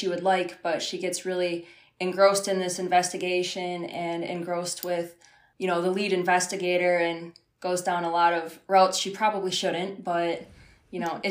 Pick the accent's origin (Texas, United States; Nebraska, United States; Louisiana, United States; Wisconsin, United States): Wisconsin, United States; northern; now in southern Wisconsin, United States; I'm actually from like a really small town up north